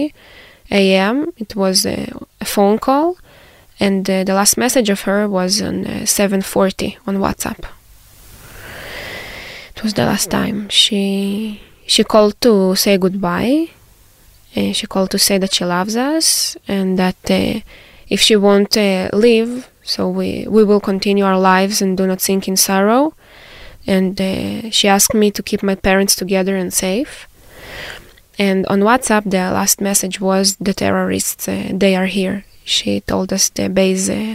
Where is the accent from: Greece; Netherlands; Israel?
Israel; Born and raised in Israel